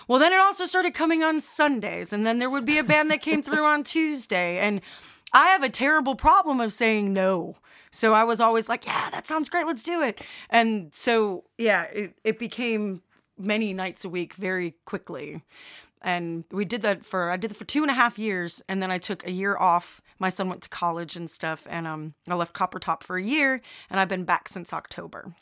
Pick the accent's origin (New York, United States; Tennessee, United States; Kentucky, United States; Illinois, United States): Illinois, United States; Chicago; now in Alabama, United States; originally I'm from Chicago